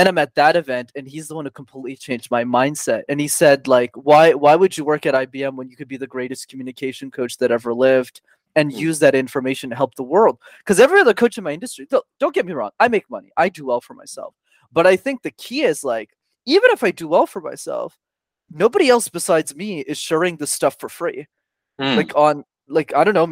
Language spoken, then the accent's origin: English; Canada; we were born and raised in Canada.